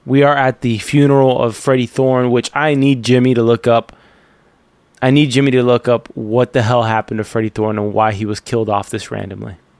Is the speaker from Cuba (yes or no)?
yes; Cuba; moved away; I'm Cuban